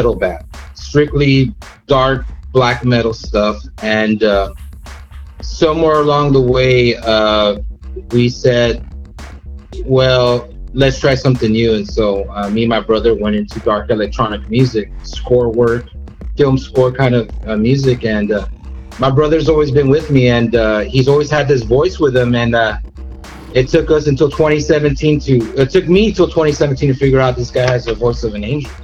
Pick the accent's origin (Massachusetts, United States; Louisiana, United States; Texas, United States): Texas, United States; Weslaco; we're from a little town called West Loco